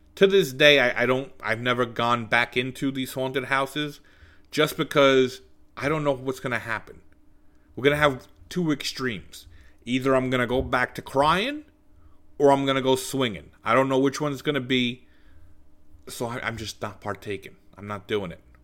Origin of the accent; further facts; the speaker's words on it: New York City, New York, United States; we grew up in Bensonhurst